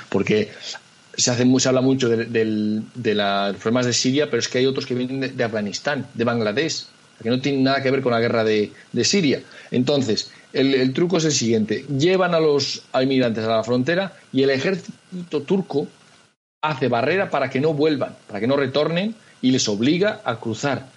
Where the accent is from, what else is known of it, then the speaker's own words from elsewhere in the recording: Spain; somos españoles